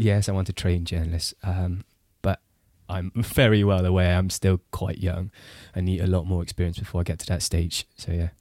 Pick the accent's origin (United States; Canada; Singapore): Singapore; moved away as an adult; also born or lived in Britain; now in United Kingdom; I grew up in Singapore